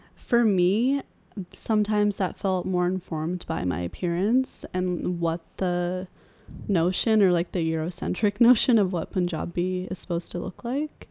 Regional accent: Sacramento, California, United States; I grew up in Sacramento, in California

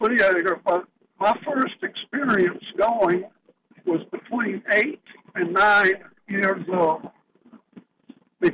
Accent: Raleigh, North Carolina, United States; Well, I'm from Raleigh, and I'm a native from Raleigh.

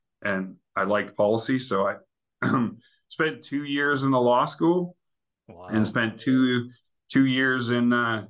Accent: Idaho, United States; my brother and I, we were born and raised in Idaho

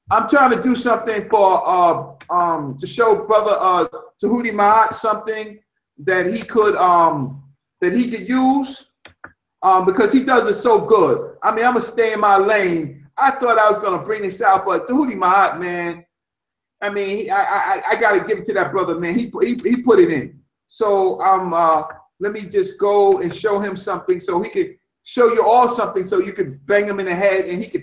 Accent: Newport News, Virginia, United States; I am from the South. I am from uh, Newport News, Virginia.

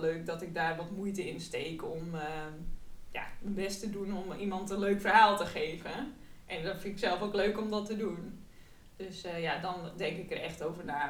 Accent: Friesland countryside, Netherlands; moved away as an adult; also born or lived in Amsterdam; kom ik van het Friese platteland.

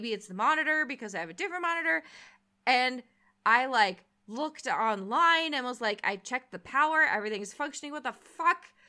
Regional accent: San Jose, California, United States; I was born and raised in San Jose, so I'm from South Bay.

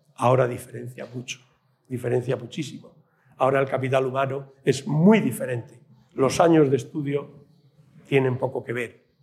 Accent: Puente Villarente, Castile and León, Spain; cuando yo estudié el bachillerato en mi pueblo, aquí en Puente Villarente

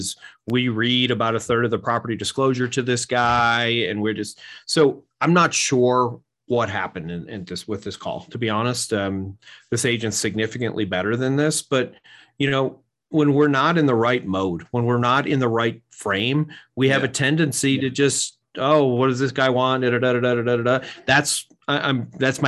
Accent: United States; moved away; also born or lived in Arkansas; I'm from New York

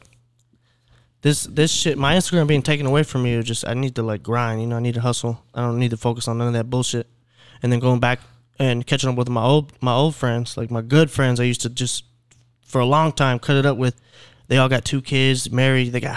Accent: Clear Lake, Texas, United States; born or raised there

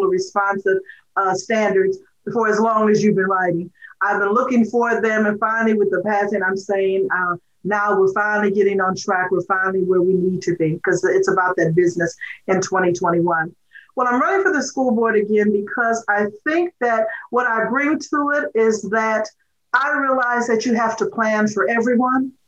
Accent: Waukegan, Illinois, United States; when we were growing up in Waukegan

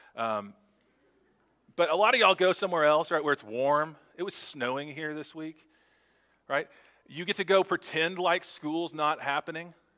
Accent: Texas, United States; as a Texan.

